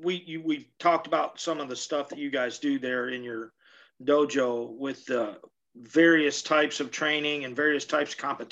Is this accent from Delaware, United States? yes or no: no; Detroit, Michigan, United States; I grew up there in the Detroit area